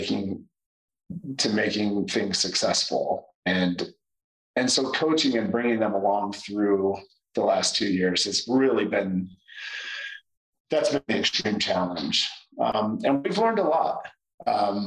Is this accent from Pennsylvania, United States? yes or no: no; Indiana, United States; now in Atlanta, United States; I grew up in Trailer Park, Indiana